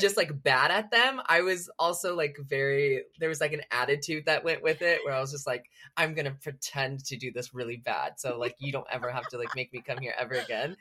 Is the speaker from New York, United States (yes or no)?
no; Selma, California, United States; moved away as an adult; also born or lived in Los Angeles, California; I grew up in Selma, California, so it's about three hours from L A.